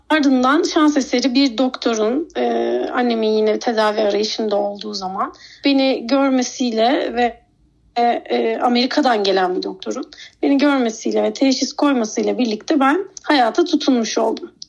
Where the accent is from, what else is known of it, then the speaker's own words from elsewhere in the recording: Ankara, Turkey; Örnek Mahallesi'nde doğup büyüyen bir … var karşınızda.